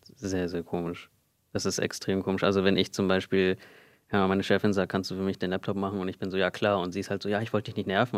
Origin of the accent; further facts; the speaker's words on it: Germany; Also ich bin hier geboren in Deutschland. Meine Eltern sind 1995 hierher gekommen, sind beide aus Indien, streng kulturell aufgewachsen und ich bin hier mit meinem Bruder in Deutschland groß groß geworden